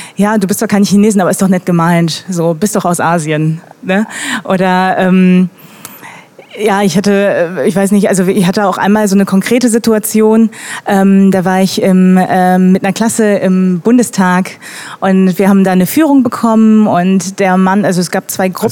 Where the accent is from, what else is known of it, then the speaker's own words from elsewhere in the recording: Germany; Deutsche mit koreanischen Wurzeln